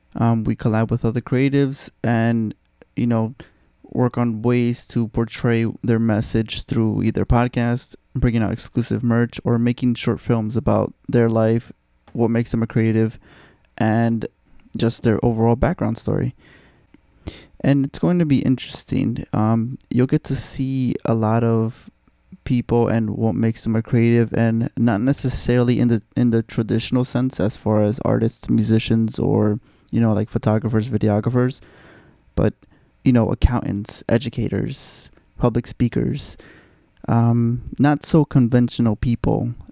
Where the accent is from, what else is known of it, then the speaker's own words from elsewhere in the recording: Mexico; moved away; I'm from Mexico